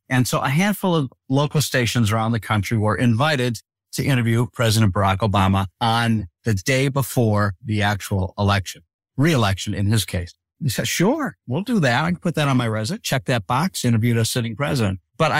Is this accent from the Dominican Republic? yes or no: no; Detroit, Michigan, United States; because he knew I was from Detroit and he was talking to me about his favorite Coney Island hot dog place in Detroit.